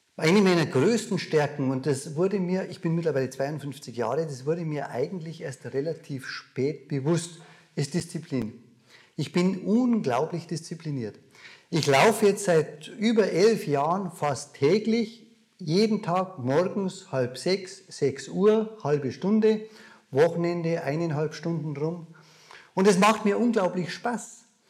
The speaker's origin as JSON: {"language": "German", "town": "Mosen", "region": "Bavaria", "country": "Germany", "tie": "born or raised there", "accent": "Bavarian", "said": "Wir sind inmitten in Bayern, wie du an meinem Dialekt vielleicht hörst. Mosen, ein kleines Dorf, von München nicht allzu weit weg. Und da bin ich groß geworden. Da bin ich aufgewachsen."}